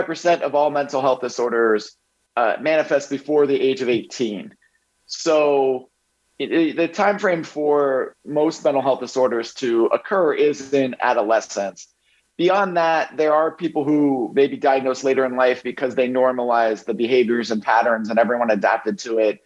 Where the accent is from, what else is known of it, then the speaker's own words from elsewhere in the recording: Bethlehem, Pennsylvania, United States; I grew up in Bethlehem, Pennsylvania